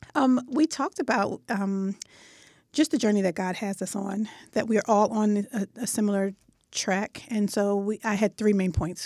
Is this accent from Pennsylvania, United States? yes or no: yes; Philadelphia, Pennsylvania, United States; West Philadelphia